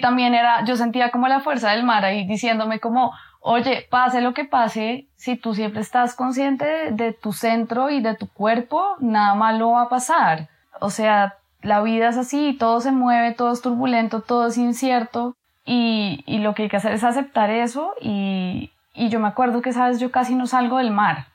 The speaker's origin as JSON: {"language": "Spanish", "region": "Bogotá", "country": "Colombia", "tie": "born or raised there", "said": "nací en Bogotá, en Colombia"}